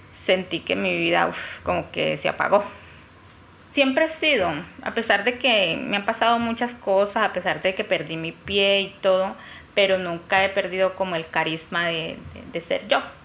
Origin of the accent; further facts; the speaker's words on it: Caquetá, Colombia; Nací en Pajuel, Caquetá, una vereda cerca.